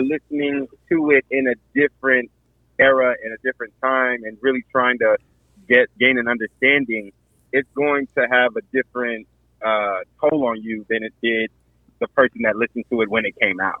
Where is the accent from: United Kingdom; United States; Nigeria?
Nigeria; Akwa Ibom; I am Nigerian, from Akwa Ibom State, Nigeria